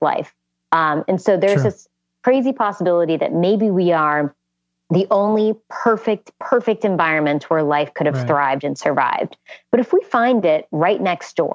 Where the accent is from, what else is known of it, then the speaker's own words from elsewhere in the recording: West Virginia, United States; growing up in West Virginia